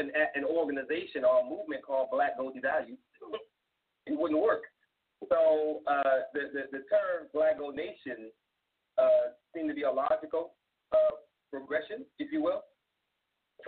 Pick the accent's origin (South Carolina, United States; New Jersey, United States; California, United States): South Carolina, United States; moved away as an adult; I was born in South Carolina